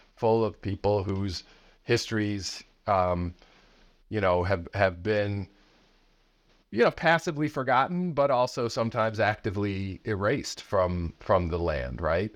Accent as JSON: {"language": "English", "area": "outside of Chicago", "region": "Illinois", "country": "United States", "tie": "born or raised there", "said": "I grew up outside of Chicago"}